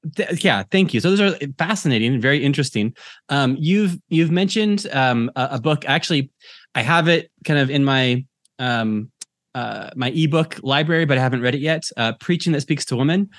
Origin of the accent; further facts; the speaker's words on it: United States; now in Ireland; I'm American and I live in Ireland